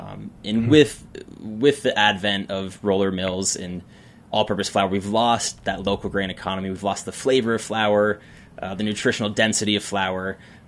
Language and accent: English; Yellow Springs, Ohio, United States; now in Carbondale, United States; I was born in Yellow Springs, Ohio. Small town in Ohio, close to Dayton. It's a town that actually reminds me quite a bit of Carbondale. It has an artistic base. Some would say a hippie town